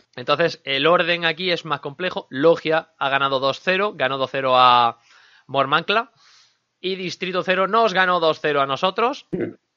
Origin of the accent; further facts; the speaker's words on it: Linares, Andalusia, Spain; accent: Andalusian; Soy de Linares.